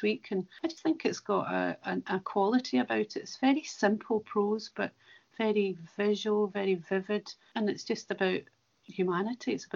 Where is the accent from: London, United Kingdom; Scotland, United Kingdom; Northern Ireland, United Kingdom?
Scotland, United Kingdom; Cumnock, Ayrshire; a wee girl growing up in Comores in Ayrshire